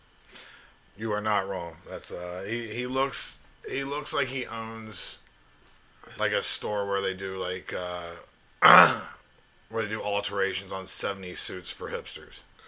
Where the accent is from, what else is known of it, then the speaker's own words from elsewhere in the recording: Alabama, United States; I grew up in Alabama